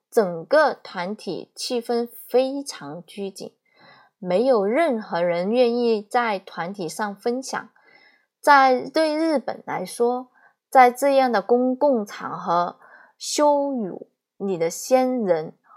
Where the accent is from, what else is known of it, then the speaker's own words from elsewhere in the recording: China; 对我们中国人来说